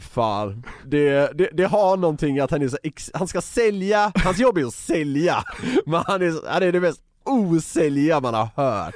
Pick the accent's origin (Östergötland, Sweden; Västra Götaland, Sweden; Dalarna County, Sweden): Västra Götaland, Sweden; Gothenburg; accent: Gothenburg dialect (göteborgska); jag pratar väldigt mycket göteborgska